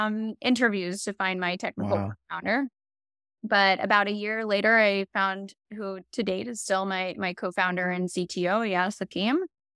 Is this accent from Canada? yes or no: no; Israel; born there; And, it's a weird part of my story, but I was born in Israel.